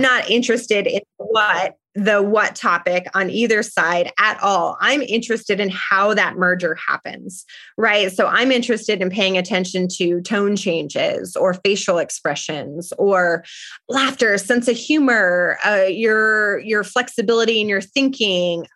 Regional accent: Parker, Colorado, United States; moved away as an adult; also born or lived in France; now in Tucson, United States; I was born and raised in Parker, Colorado

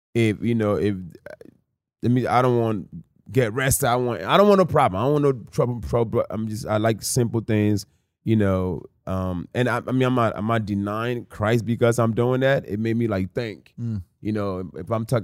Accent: Philadelphia, Pennsylvania, United States; also born or lived in Newark, New Jersey / Africa; I was raised in Philadelphia

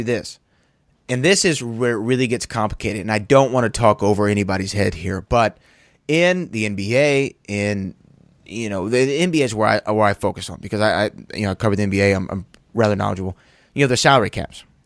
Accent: Houston, Texas, United States; I come from Houston, Texas, where Daryl Morey is the general manager

